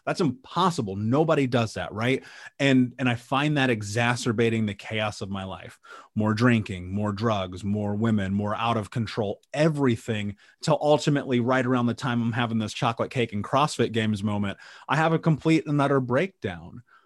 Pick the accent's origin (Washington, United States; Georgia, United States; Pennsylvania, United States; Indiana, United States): Indiana, United States; Indianapolis; I grew up in Indianapolis